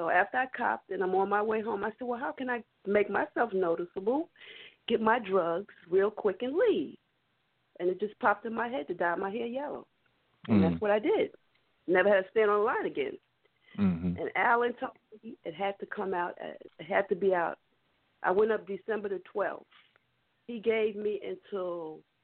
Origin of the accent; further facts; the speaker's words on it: New York City, New York, United States; I grew up in Brooklyn.